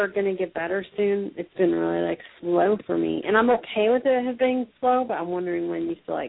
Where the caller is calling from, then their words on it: Florida, United States; I'm calling from Florida.